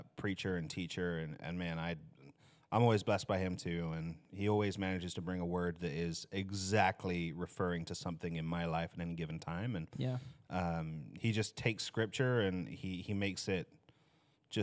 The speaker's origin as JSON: {"language": "English", "region": "England", "country": "United Kingdom", "moved": "as an adult", "lives_now": "United States", "said": "I'm from England."}